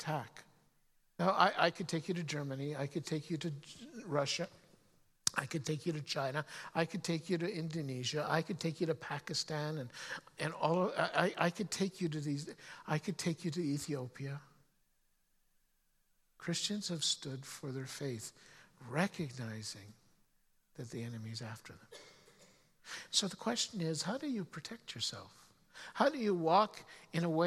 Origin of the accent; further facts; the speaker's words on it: Canada; as a Canadian. Now, some of you have heard stories of me talking about growing up and growing up in the mountains